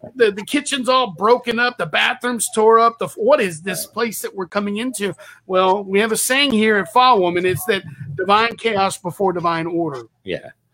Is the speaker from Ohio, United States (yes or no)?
no; Texas, United States; I have a saying where I'm from. I'm from Texas